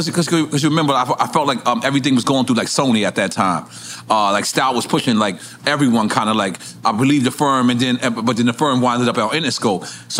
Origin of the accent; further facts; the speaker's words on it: New York, United States; No, I'm from Left Rack.